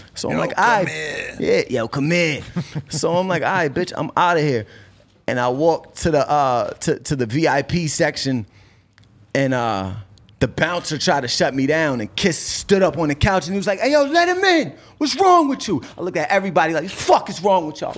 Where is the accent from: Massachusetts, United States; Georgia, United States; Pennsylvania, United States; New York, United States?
Massachusetts, United States; Cambridge; also born or lived in Boston; I'm from Cambridge.